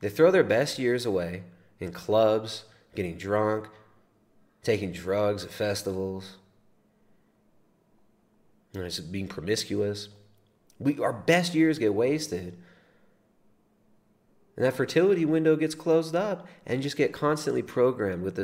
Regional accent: California, United States; I grew up in California, Southern and Northern California

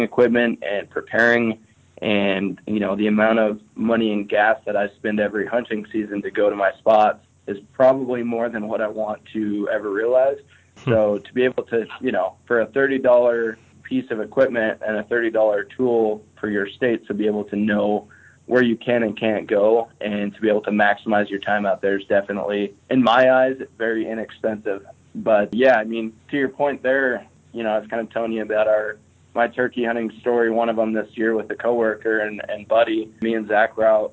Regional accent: eastern Montana, United States; now in Missoula, United States; I was born and raised in Montana on the other side of the state. So, I was born in eastern Montana.

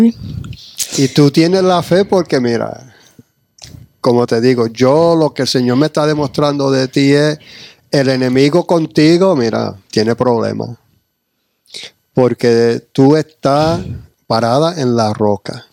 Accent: United States; also born or lived in New York / New Jersey; yo me crié en New Jersey, y Nueva York y ese era el ambiente

